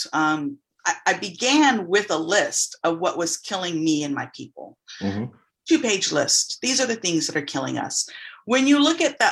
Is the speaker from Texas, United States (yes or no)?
yes; San Antonio, Texas, United States; also born or lived in Austin, Texas / Dallas, Texas / New York; I was raised in San Antonio, and I'm currently living in Austin again